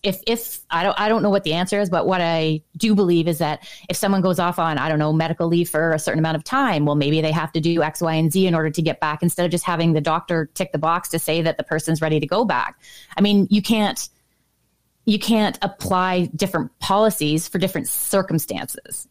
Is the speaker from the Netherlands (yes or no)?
no; Ontario, Canada; growing up in Ontario, specifically where I did, which was on the border of St. Lawrence River